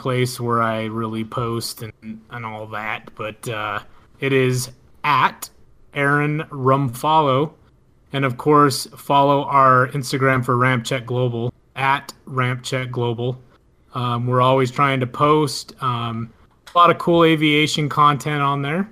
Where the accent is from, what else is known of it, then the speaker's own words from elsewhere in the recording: United States; being an American